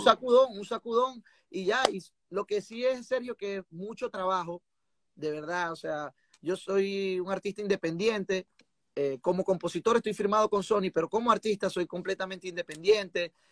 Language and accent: Spanish; Venezuela; como buen venezolano, a nosotros nos gusta de todo